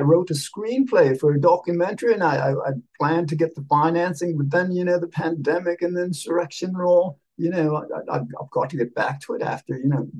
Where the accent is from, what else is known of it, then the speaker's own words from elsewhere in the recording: just north of New York, United States; yes, you remembered that I'm from New York. Well, just north of New York, really.